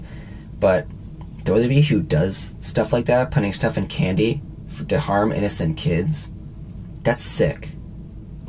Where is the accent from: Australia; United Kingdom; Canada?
Canada; we're Canadian, we live in Canada